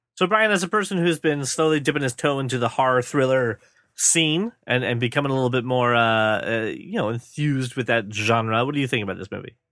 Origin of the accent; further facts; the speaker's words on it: United States; my home country